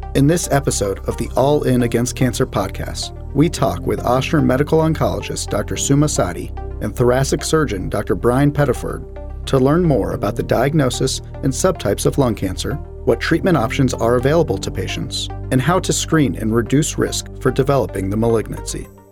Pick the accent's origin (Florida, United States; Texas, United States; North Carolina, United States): Florida, United States; Jacksonville; I'm from Jacksonville, Florida